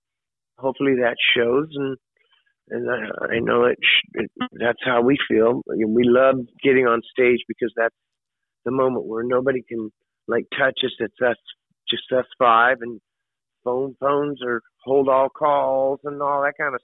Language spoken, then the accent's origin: English; Oklahoma, United States; growing up in Oklahoma